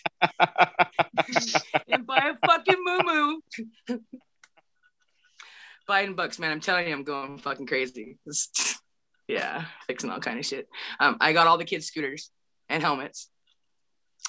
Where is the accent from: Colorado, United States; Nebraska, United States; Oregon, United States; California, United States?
California, United States; Humboldt County; I come from Humboldt County